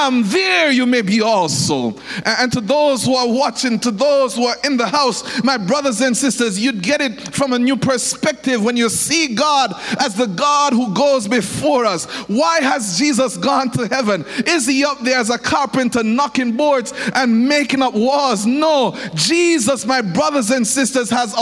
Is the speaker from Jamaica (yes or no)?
yes; Jamaica; When I went into England as a Jamaican